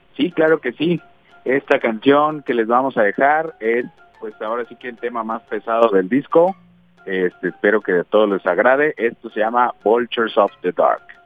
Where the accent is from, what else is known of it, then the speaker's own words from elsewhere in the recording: Mexico City, Mexico; moved away as an adult; now in Guadalajara, Mexico; yo nací en la Ciudad de México y llevo apenas unos 15 años viviendo acá en Guadalajara